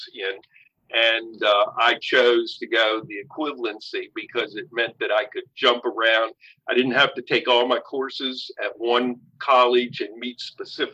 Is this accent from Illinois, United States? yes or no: no; Sharpsburg, Maryland, United States; I grew up in Sharpsburg, Maryland, which is, you know, Antietam Battlefield